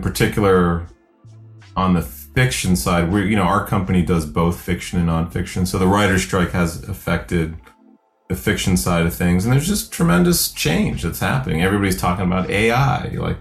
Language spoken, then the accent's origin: English; Akron, Ohio, United States; I was adopted at the age of about 4 months by a Black family in Ohio. I was born in Akron